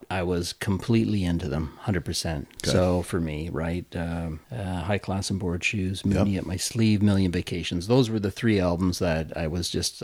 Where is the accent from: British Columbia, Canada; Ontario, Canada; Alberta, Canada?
Ontario, Canada; Oshawa; born or raised there